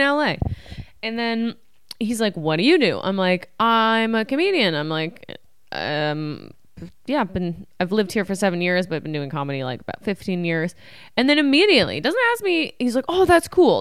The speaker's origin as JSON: {"language": "English", "town": "Ottawa", "region": "Ontario", "country": "Canada", "moved": "yes", "said": "I'm from Canada.\" He's like, \"Where?\" I'm like, \"Ottawa.\""}